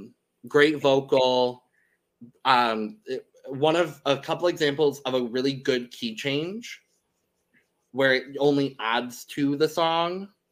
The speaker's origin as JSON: {"language": "English", "country": "United States", "said": "this is me being an American."}